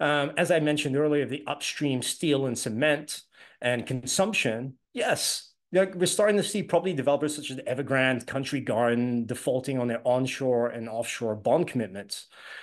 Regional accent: Hong Kong; born there; also born or lived in London / Los Angeles; I was born in Hong Kong, lived in London, and then went to school in Los Angeles. And eventually moved back to Hong Kong

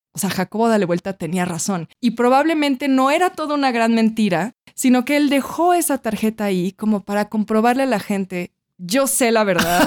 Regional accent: Mexico; como somos mexicanos

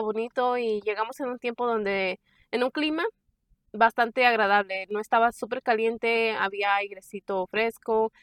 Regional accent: San Miguel de Allende, Guanajuato, Mexico; now in Raleigh, United States; nosotros somos de San Miguel Allende

